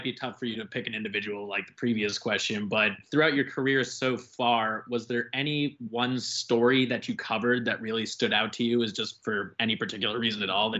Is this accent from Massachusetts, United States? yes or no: yes; Boston, Massachusetts, United States; And I'm from Boston